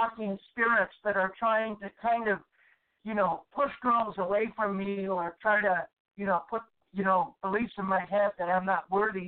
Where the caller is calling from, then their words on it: Houston, Texas, United States; I'm actually calling from Houston, Texas.